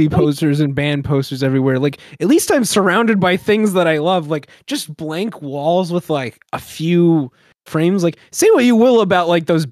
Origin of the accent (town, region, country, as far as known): United States